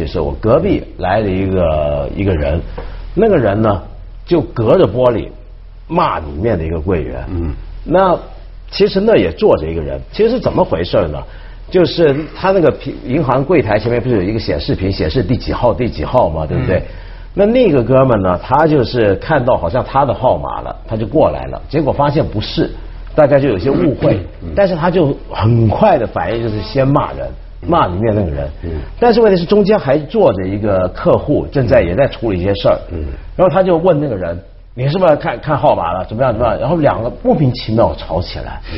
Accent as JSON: {"language": "Chinese", "country": "Hong Kong", "said": "对，因为这一点，你刚才说，就我们香港人啊，"}